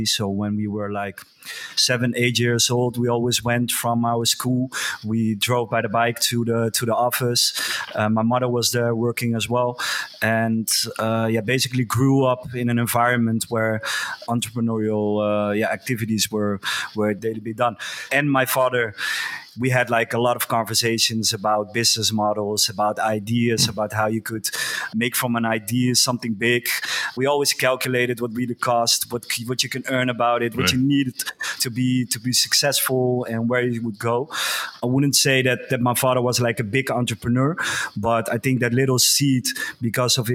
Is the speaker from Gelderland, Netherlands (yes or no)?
yes; Geldermalsen, Gelderland, Netherlands; I grew up in a very small village. We had like 5,000 inhabitants, I think. It's called Geldermalsen